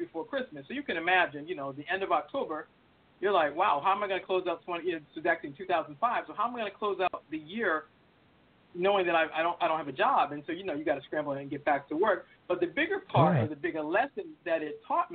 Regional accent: Boston, Massachusetts, United States; I'm originally from Boston, so I'm all things Boston.

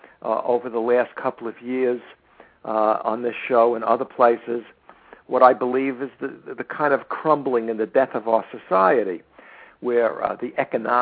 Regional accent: United States; I'm an American

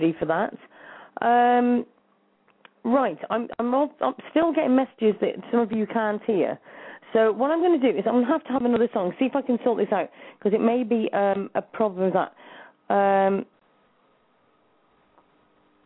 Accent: Shropshire, West Midlands, United Kingdom; I'm from Shropshire

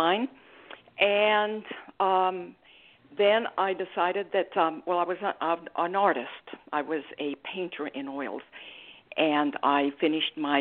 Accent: Mexico; moved away as an adult; also born or lived in Australia; now in United States; I'm originally from Mexico

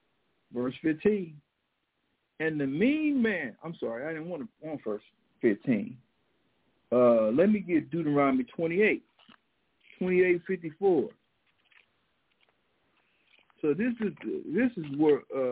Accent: St. Louis, Missouri, United States; growing up in St. Louis

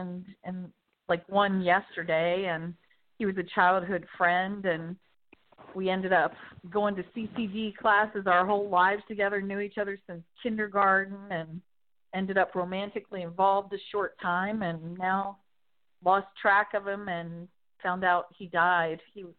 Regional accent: St. Pete Beach, Florida, United States; I'm from St. Pete Beach, Florida.

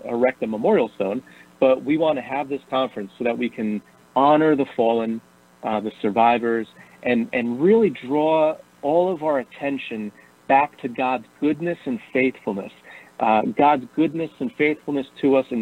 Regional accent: Bayonne, New Jersey, United States; also born or lived in Brooklyn, New York; I'm from New Jersey originally. Yeah. I grew up in Bayonne, New Jersey

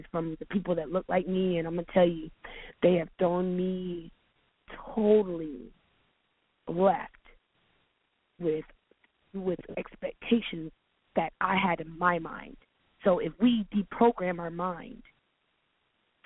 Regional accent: Charleston, South Carolina, United States; now in Atlanta, United States; I'm from Charleston, South Carolina

